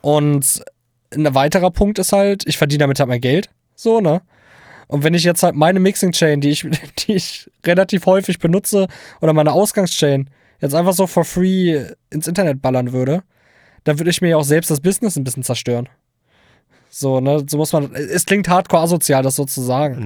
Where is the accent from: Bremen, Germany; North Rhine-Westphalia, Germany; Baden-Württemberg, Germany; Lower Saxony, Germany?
Lower Saxony, Germany; Hildesheim; komme aus dem wunderschönen Niedersachsen, um es genau zu sagen, Hildesheim